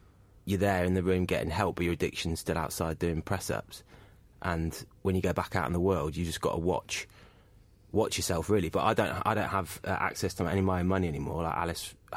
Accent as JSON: {"language": "English", "town": "Skegness", "region": "East Midlands", "country": "United Kingdom", "tie": "born or raised there", "said": "I grew up around Skegness"}